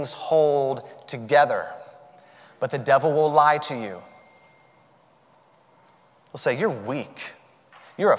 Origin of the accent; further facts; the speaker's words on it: the South, United States; the expression that I grew up with in the South, all y'all